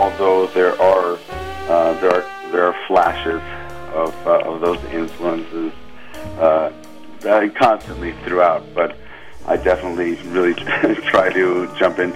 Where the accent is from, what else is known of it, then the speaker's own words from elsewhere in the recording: Los Angeles, California, United States; I grew up in Los Angeles